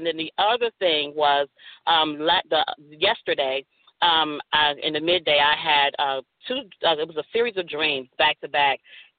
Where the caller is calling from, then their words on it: Dallas, Texas, United States; I'm calling from Dallas, Texas.